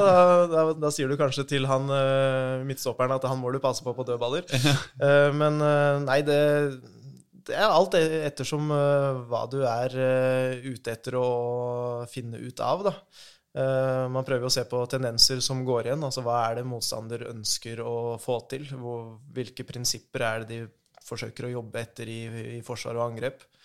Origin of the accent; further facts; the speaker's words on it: Jevnaker, Innlandet, Norway; har spilt hele livet mitt i Jevnaker, moderklubben der jeg er fra.